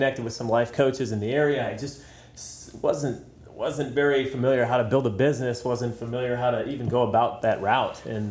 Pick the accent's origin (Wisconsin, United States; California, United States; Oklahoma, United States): Wisconsin, United States; I was born here in Wisconsin